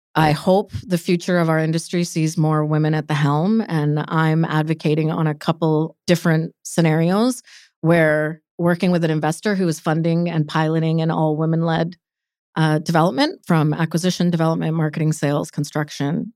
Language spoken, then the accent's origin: English; Delta, British Columbia, Canada; also born or lived in Calgary; I'm born and raised in Vancouver, North Delta.